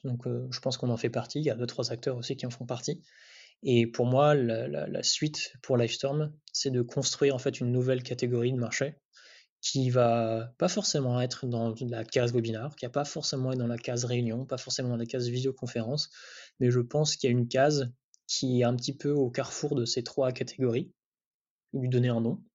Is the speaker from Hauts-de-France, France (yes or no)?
yes; Amiens, Hauts-de-France, France; also born or lived in Paris; je viens pas du tout de Paris. Enfin, je viens d'Amiens